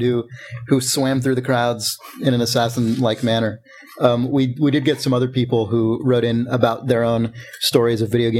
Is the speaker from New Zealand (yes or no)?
no; England, United Kingdom; It's just a joke. I'm English. We find this shit funny.